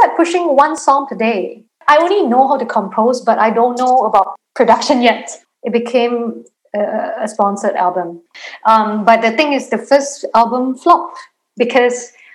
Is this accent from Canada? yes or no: no; Malaysia; back home in Malaysia